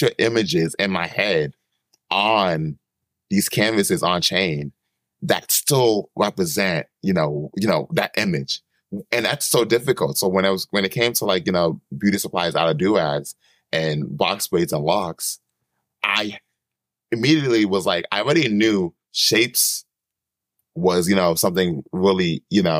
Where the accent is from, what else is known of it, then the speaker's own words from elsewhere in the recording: East Coast, United States; I'm from the East Coast.